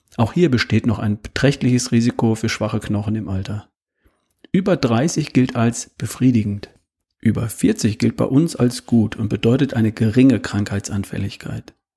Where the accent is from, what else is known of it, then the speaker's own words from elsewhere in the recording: Germany; bei uns in Deutschland